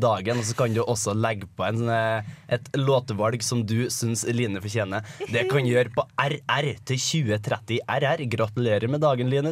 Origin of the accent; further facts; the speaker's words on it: Trøndelag, Norway; Jeg er jo trønder.